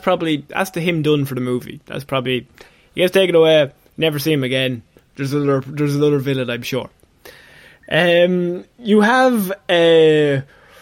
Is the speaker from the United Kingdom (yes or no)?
no; Ireland; as two Irish lads